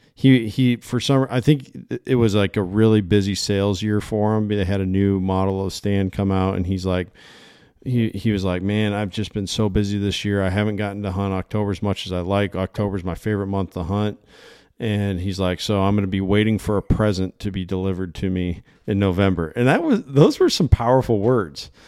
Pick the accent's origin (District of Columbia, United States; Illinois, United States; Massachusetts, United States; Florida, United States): Illinois, United States; moved away; I came from Illinois. Uh, that's where I grew up. I grew up in the Quad City area.